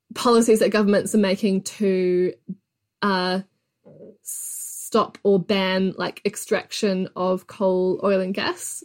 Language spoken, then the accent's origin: English; New Zealand; I'm from New Zealand